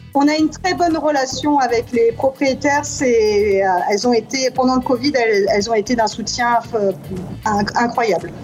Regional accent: France; accent: French (strong); now in New York, United States

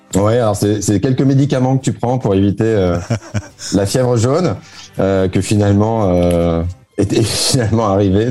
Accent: France; moved away as an adult; now in Dubai, United Arab Emirates; je suis né en France. Euh, euh, je suis d'origine française.

